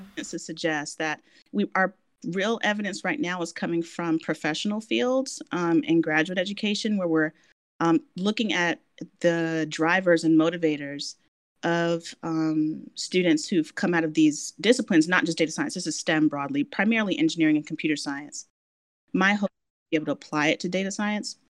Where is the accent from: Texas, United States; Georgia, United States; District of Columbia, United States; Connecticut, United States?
District of Columbia, United States; Washington; moved away as an adult; I, am born and raised in Washington D.C.